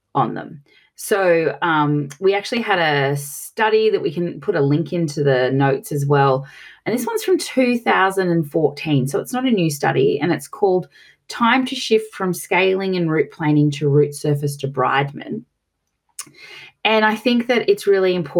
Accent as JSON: {"language": "English", "country": "Australia", "accent": "Australian", "said": "as you can tell from my piercing accent, I'm from Australia"}